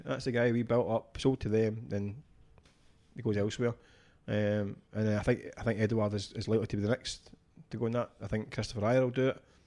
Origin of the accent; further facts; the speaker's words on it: Scotland, United Kingdom; a Scottish football fan